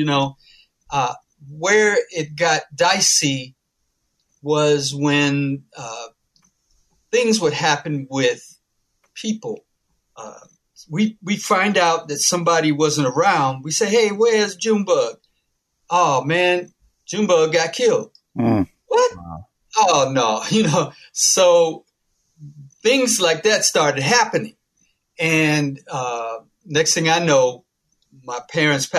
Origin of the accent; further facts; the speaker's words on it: Chicago, Illinois, United States; moved away; I am a Chicagoan, but I don't live in Chicago anymore